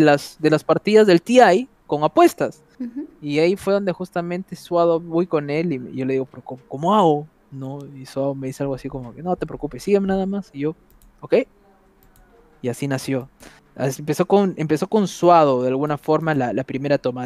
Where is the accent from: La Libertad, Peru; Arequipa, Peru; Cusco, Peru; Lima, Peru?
La Libertad, Peru; Trujillo; moved away; soy de Trujillo